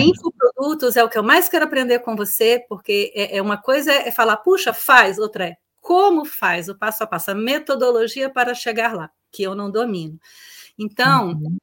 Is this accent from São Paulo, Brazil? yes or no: no; Brasília, Federal District, Brazil; also born or lived in Florianópolis; eu sou de Brasília